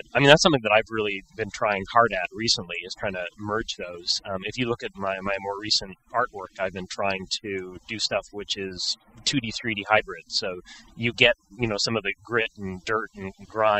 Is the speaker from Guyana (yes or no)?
no; Montreal, Quebec, Canada; I'm originally from Montreal in Canada